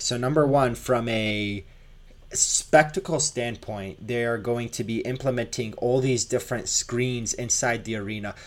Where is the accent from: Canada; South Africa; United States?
Canada; moved away; also born or lived in Toronto; I am Canadian